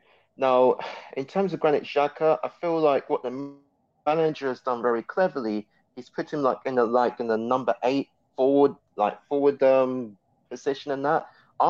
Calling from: London, United Kingdom; Joining from London.

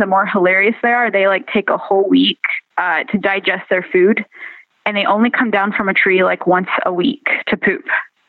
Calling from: Evansville, Indiana, United States; I'm calling from Evansville, Indiana.

